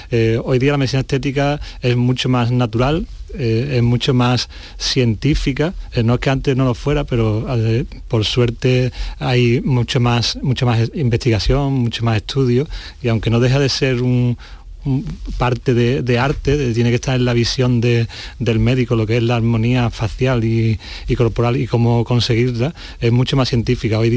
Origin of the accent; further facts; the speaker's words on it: La Algaba, Andalusia, Spain; Exactamente, mi pueblo, La Algaba.